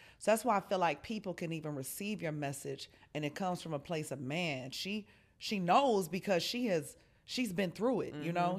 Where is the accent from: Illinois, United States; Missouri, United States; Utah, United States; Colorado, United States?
Illinois, United States; Chicago; I'm still a Scorpio. And I'm from Chicago, okay?